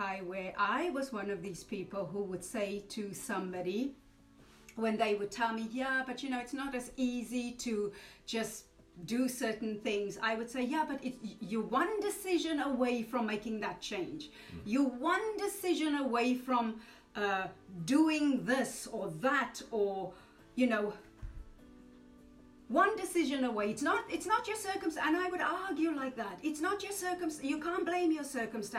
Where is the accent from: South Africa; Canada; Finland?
South Africa; now in Wales, United Kingdom; I'm a South African, more Welsh, but I'm South African. I'm saying more Welsh because I haven't lived in that country for so long.